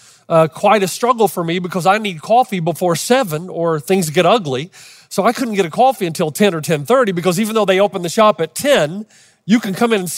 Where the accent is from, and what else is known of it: Los Angeles, California, United States